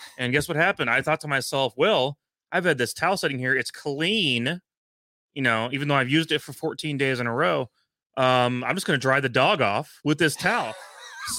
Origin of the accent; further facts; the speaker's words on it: Kansas City, Missouri, United States; we're from Kansas City